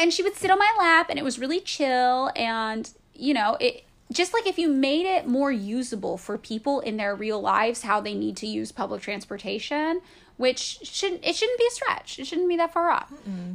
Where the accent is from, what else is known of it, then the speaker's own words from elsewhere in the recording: Fresno, California, United States; also born or lived in San Francisco; now in Los Angeles, United States; my hometown of Fresno, California